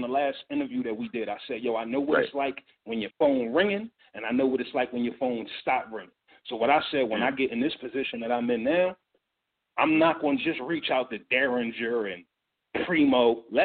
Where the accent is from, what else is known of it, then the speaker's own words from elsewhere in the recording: Philadelphia, Pennsylvania, United States; I'm from Philly